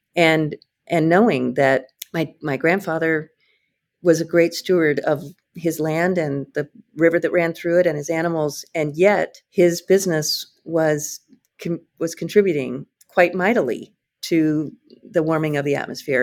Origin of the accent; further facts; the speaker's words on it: Iowa, United States; also born or lived in Atlanta; now in Hawaii, United States; I came from Iowa